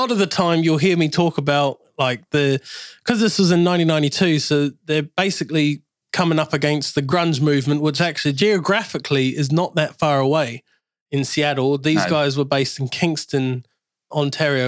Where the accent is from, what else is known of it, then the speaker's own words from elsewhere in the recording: New Zealand; now in England; growing up in New Zealand